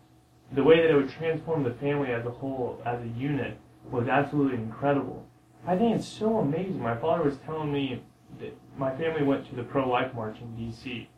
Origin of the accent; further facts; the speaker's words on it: San Diego, California, United States; born there; I was born in San Diego.